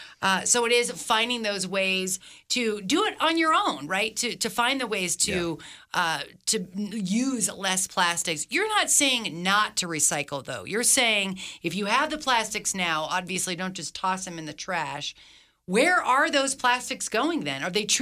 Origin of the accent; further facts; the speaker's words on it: Philippines; now in Reno, United States; I grew up in the Philippines. My father worked for the government, and I was there, evacuated during Mount Pinatubo when the mountain blew up.